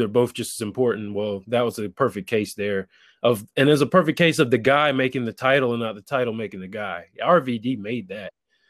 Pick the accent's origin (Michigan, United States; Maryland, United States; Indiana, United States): Maryland, United States; I'm from Maryland, yes